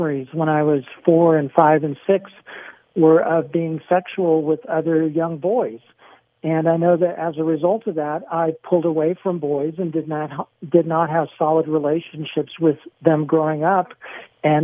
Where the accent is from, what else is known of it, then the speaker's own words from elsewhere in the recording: San Diego, California, United States; I grew up in San Diego, not far from where you are now.